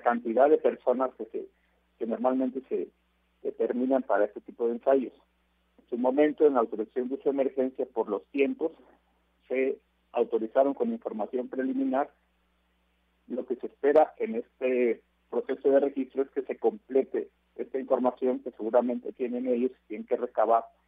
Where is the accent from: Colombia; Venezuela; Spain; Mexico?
Mexico; como mexicanos creo que todos estaríamos muy orgullosos